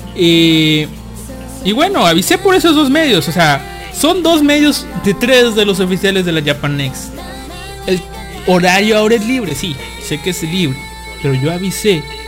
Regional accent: Veracruz, Mexico; moved away as an adult; now in Monterrey, Mexico; mi pueblito natal

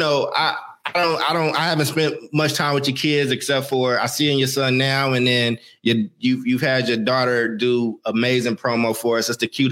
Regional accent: Oakland, California, United States; also born or lived in Maywood, Illinois; I'm from Oakland

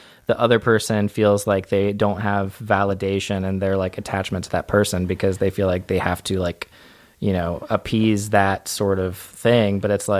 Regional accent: Central Florida, United States; I grew up in Central Florida.

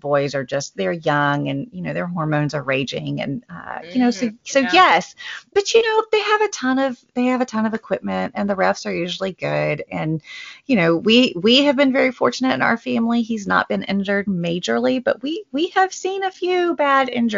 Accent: the South, United States; I'm a Southerner

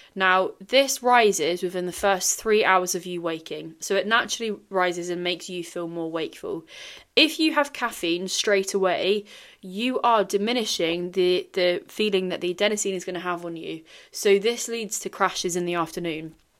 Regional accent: Singapore; I grew up in Singapore

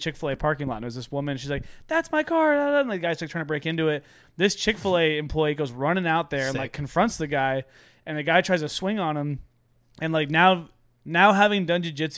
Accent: San Diego, California, United States; That was the first time when I really realized that, like, San Diego was a cool place. Like, because for us, like, that, like, for me, this is home. Like, I grew up here

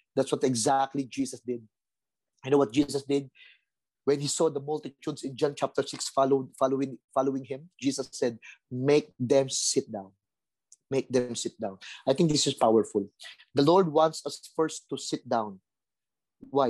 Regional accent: Manila, Metro Manila, Philippines; I grew up in Tondo, violent place

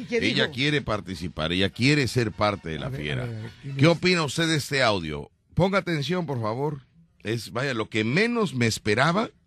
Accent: Veracruz, Mexico; born there; tengo 46 años de edad, nací en Veracruz, radico en Veracruz

